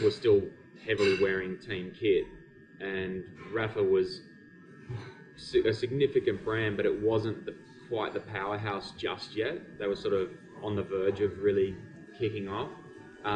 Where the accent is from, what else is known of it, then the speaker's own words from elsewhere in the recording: Australia; we're Australian, so we just kind of Australianize it and say attacker.